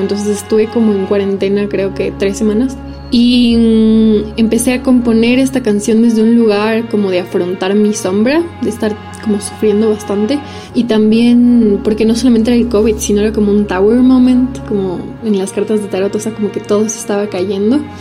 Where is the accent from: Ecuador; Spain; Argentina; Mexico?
Ecuador; also born or lived in Italy; Nací aquí en Ecuador, pero también soy italiana y mm, viví mucho tiempo por allá también